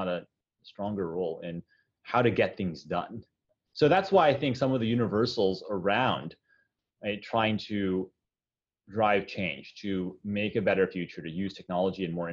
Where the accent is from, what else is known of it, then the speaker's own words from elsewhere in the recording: United States; moved away as an adult; also born or lived in China; I'm Chinese American, being of Chinese descent, but not speaking the language in China